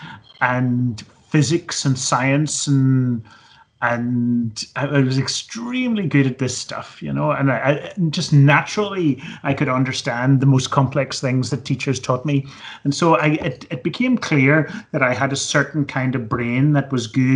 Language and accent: English; Belfast, Northern Ireland, United Kingdom; now in Edinburgh, United Kingdom; I grew up in Belfast in Northern Ireland in the 1970s